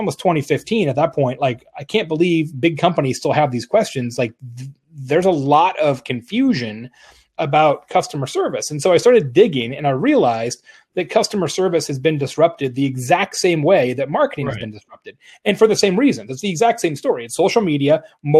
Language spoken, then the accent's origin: English; Arizona, United States; moved away; from Arizona originally